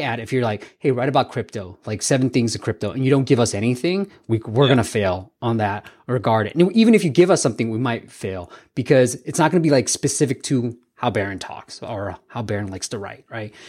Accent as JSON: {"language": "English", "area": "Bay Area", "region": "California", "country": "United States", "tie": "born or raised there", "said": "growing up in the Bay Area"}